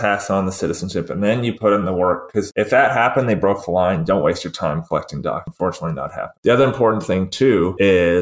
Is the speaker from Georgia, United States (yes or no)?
yes; Georgia, United States; moved away; growing up in Georgia